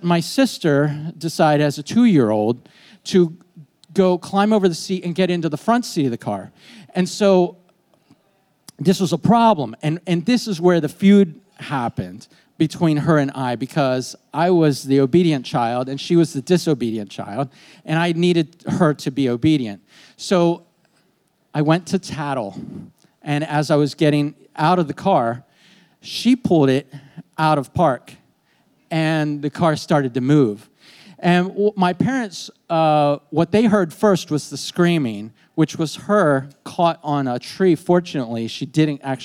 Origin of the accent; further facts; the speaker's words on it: York, Pennsylvania, United States; moved away; I grew up in York, but I haven't been back here in years